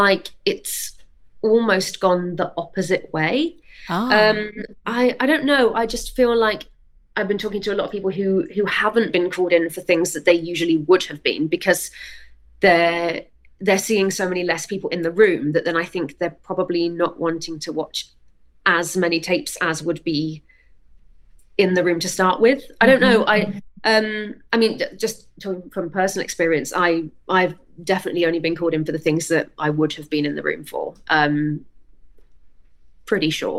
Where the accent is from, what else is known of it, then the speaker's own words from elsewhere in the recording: Weymouth, South West England, United Kingdom; I grew up in Weymouth, which is right down on the south coast of England, far away from everything